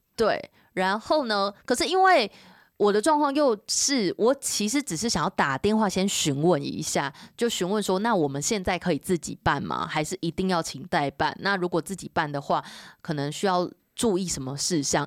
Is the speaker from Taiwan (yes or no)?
yes; Taiwan; 我们是台湾人，我们在这里